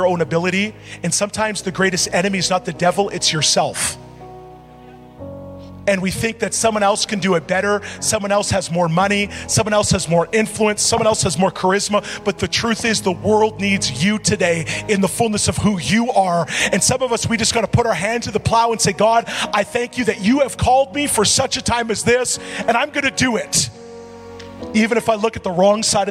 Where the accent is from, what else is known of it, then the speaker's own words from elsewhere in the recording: Edmonton, Alberta, Canada; I'm from Edmonton